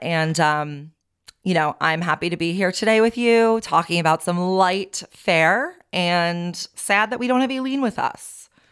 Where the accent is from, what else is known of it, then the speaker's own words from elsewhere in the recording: Long Beach, New York, United States; moved away; I grew up on Long Beach